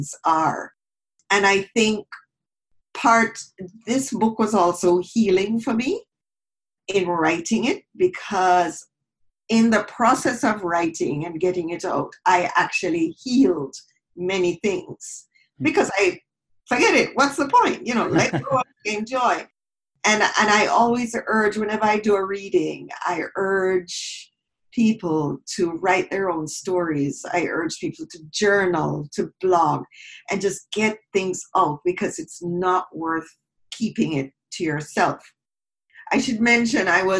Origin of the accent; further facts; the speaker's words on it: Jamaica; moved away as an adult; now in Toronto, Canada; growing up in Jamaica, I grew up in a predominantly